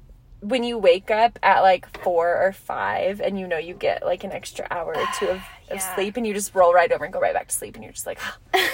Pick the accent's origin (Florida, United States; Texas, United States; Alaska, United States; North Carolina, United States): Alaska, United States; We're in the dead of winter. And I came from Alaska.